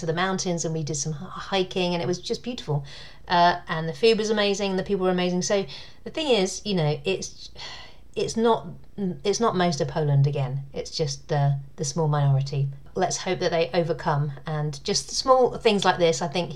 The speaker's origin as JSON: {"language": "English", "country": "United Kingdom", "accent": "British"}